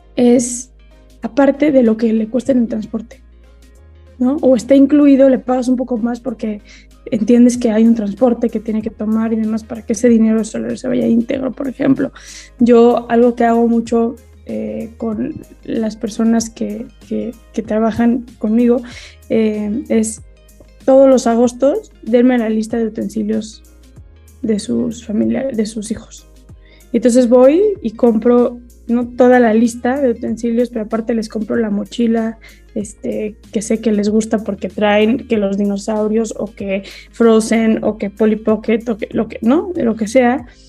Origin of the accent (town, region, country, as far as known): Mexico